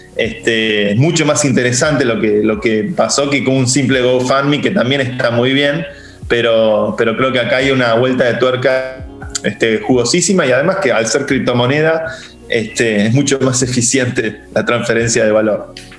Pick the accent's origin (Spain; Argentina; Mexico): Argentina; nosotros que somos argentinos